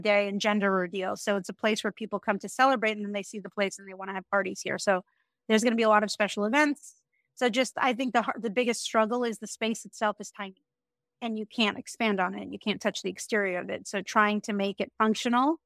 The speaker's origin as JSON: {"language": "English", "region": "New York", "country": "United States", "moved": "as an adult", "lives_now": "Miami, United States", "said": "me as a New Yorker"}